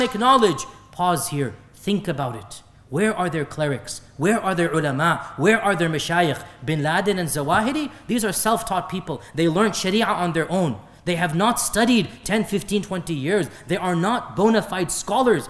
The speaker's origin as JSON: {"language": "English", "country": "United States", "said": "I am an American"}